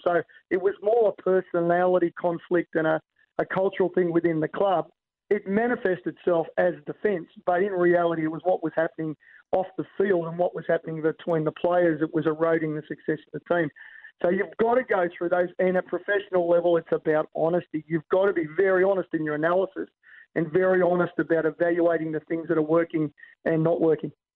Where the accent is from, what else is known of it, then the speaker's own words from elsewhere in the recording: Australia; as an Aussie